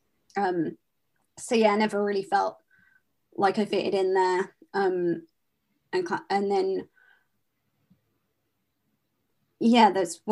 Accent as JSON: {"language": "English", "region": "London", "country": "United Kingdom", "said": "I am from London, England"}